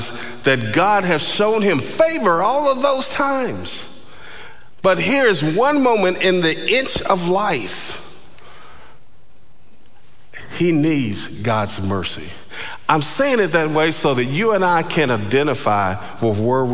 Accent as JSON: {"language": "English", "region": "Georgia", "country": "United States", "said": "I was from Georgia"}